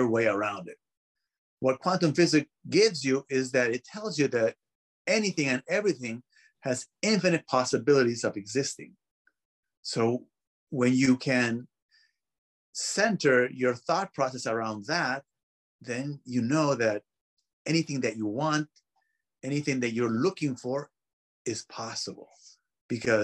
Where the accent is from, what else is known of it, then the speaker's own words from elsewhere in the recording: Peru; English is a second language; I was born in Peru